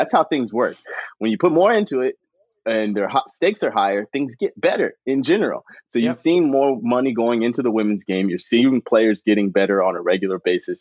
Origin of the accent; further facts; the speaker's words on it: Chapel Hill, North Carolina, United States; I grew up in Chapel Hill, so I grew up in the home of like women's soccer